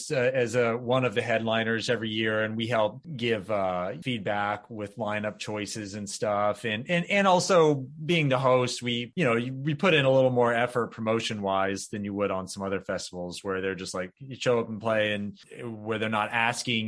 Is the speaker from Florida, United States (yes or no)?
yes; North Florida, United States; I grew up in North Florida